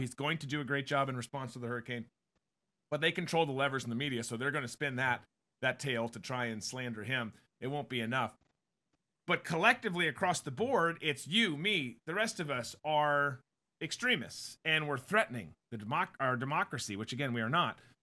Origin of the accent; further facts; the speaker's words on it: Minnesota, United States; now in Jacksonville, United States; I grew up in Minnesota